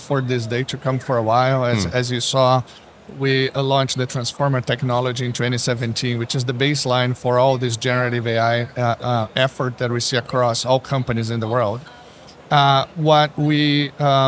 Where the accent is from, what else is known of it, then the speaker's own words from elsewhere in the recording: Brazil; now in Seattle, United States; I'm originally from Brazil, Rocha